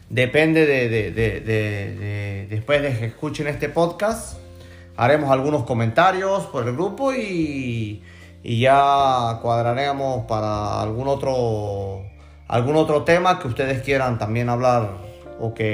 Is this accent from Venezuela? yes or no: yes; Gocho, Venezuelan Andes, Venezuela; now in Spain; somos gochos los tres. Pero bueno, este... Con orgullo. Con, orgullo desde acá de España.